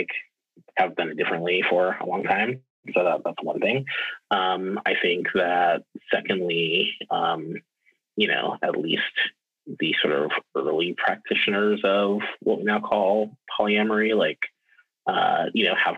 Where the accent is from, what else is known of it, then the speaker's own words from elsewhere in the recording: New Iberia, Louisiana, United States; also born or lived in Baton Rouge, Louisiana; I am originally from South Louisiana. I grew up in this little town called New Iberia